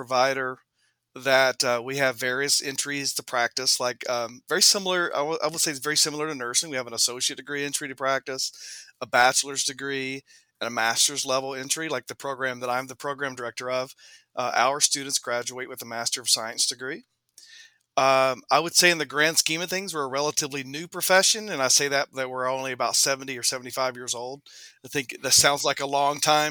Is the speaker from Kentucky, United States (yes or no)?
yes; Southeast Kentucky, United States; accent: Southern; moved away as an adult; also born or lived in Durham, North Carolina; now in Chicago, United States; I was born and raised in Southeast Kentucky, which is an area that we call Central Appalachia.